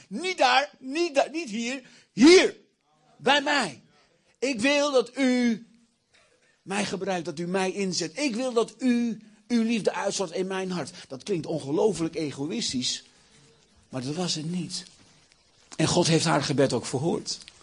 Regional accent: Achterhoek, Gelderland, Netherlands; Ik kom uit de Achterhoek.

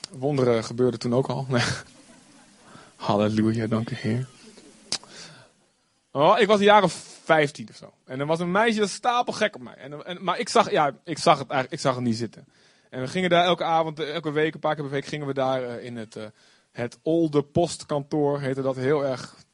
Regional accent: Olst, Overijssel, Netherlands; Ik was vrijdag weer in Olst voor een bruiloft, eh, waar ik vandaan kom. En eh, nou ja, niet heel spectaculair dorp. Het viel me op hoe klein het eigenlijk is. Vroeger toen ik kind was, was het een hartstikke groot dorp.

